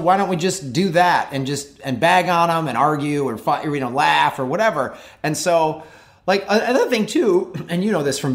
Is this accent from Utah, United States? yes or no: no; Chicago, Illinois, United States; moved away as an adult; also born or lived in Tucson, Arizona; now in Los Angeles, United States; I'm from Chicago originally